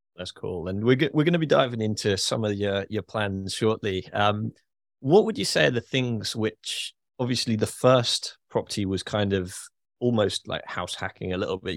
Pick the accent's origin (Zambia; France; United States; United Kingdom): United Kingdom; as a Brit